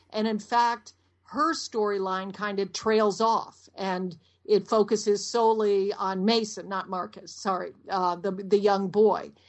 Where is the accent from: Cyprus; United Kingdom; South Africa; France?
United Kingdom; London; born there; I was born in London, and to be president of the United States, you have to be born in the United States.